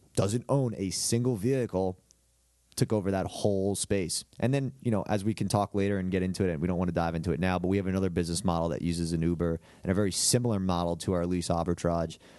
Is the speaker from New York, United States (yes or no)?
yes; Hicksville, New York, United States; moved away as an adult; now in Columbia, South Carolina, United States; I'm from Lo-, Long Island, okay? I play, uh, I'm from Hicksville. played at a high school called Saint Dominic's